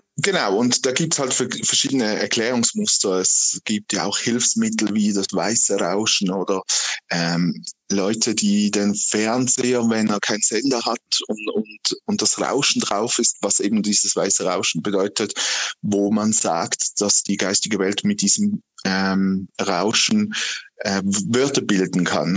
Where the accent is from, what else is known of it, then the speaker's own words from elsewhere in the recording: Aargau, Switzerland; ich als Aargauer